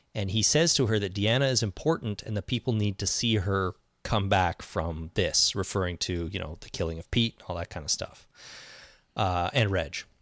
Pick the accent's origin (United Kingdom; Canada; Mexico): Canada; I'm Canadian.